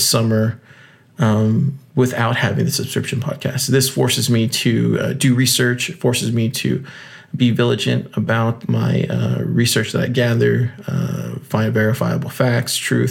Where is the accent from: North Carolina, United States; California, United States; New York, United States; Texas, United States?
Texas, United States; South; I grew up in South Texas